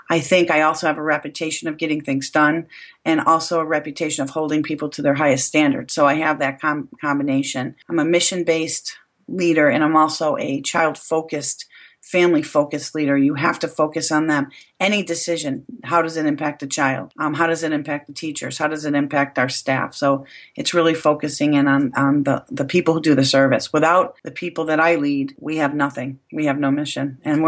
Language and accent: English; Buffalo, New York, United States; now in Rochester, United States; I moved here to Rochester from Buffalo, New York